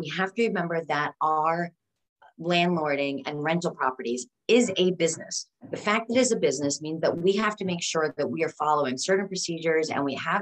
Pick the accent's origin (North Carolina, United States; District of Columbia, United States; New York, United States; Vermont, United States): New York, United States; Westchester; the house that I grew up in Westchester, New York